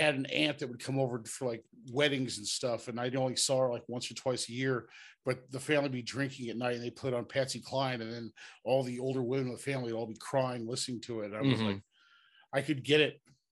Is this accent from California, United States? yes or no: yes; Ventura, California, United States; I grew up in Ventura.